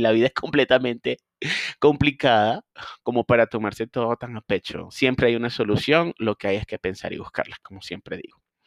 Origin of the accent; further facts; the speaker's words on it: Barquisimeto, Lara, Venezuela; also born or lived in Guanare, Venezuela; trabajé con un grupo de clínicas en mi ciudad natal, Barquisimeto también en mi hermoso país Venezuela